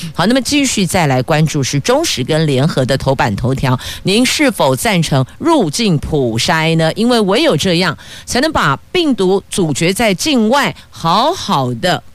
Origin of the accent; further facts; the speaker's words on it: Taoyuan, Taiwan; 我们桃园人